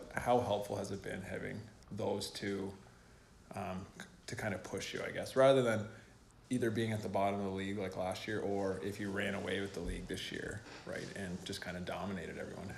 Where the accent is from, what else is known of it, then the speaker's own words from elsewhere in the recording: Vernon River, Prince Edward Island, Canada; I say Ewing. I don't say Vernon River. I say Ewig.